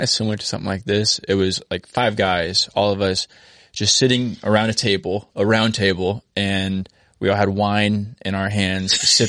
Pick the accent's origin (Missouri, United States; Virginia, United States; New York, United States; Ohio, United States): Missouri, United States; Little Niangua, Lake of the Ozarks; I grew up on the Little Niangua, side of the lake.